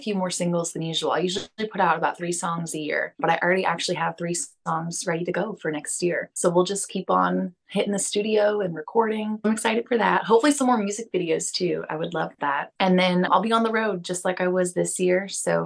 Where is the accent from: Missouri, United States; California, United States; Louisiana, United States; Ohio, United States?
Missouri, United States; St. Louis; now in Nashville, United States; somewhere in St. Louis, in my hometown